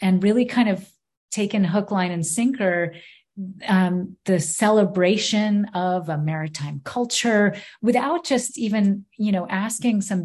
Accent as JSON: {"language": "English", "region": "Maine", "country": "United States", "tie": "born or raised there", "said": "for those of us who were born here"}